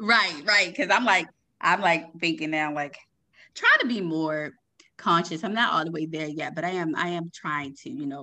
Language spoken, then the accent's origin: English; Maryland, United States; I'm actually from Maryland